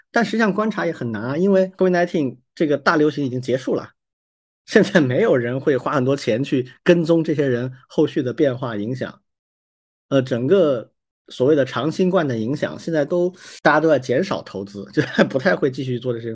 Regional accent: China; 我们作为中国人

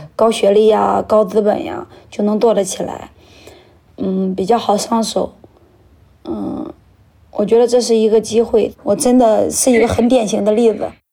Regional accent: Shandong, China; also born or lived in Weihai; now in Linyi, China; 一九九四年出生的，今年二十七岁。呃，所在的城市是山东省临沂市蓝山区

